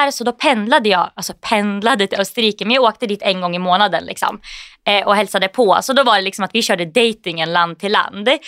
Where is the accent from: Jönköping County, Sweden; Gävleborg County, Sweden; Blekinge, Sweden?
Gävleborg County, Sweden; Gävle; Nej, men jag kommer ju från Gävle då.